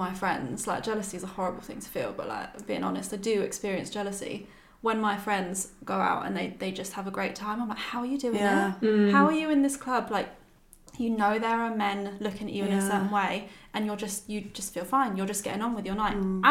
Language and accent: English; Brighton, South East England, United Kingdom; Growing up in Brighton